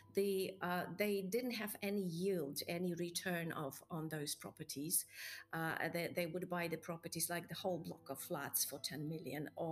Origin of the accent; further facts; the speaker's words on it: Poland; I come from Poland